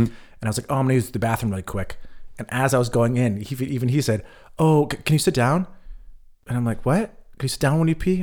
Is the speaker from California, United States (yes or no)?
yes; California, United States; now in Berlin, Germany; where I grew up in California